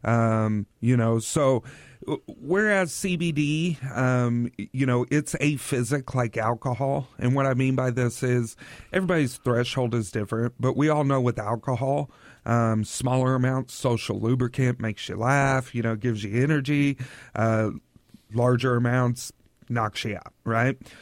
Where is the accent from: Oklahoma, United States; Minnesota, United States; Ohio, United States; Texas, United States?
Oklahoma, United States; now in Tri-Cities, United States; I'm from Oklahoma